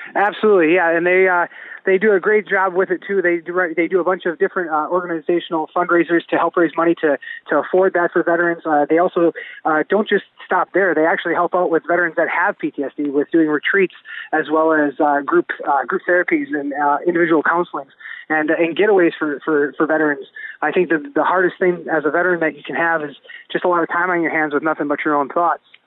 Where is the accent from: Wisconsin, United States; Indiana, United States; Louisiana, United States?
Wisconsin, United States; Spencer; Spencer's my hometown. Uh, first and foremost, is where I grew up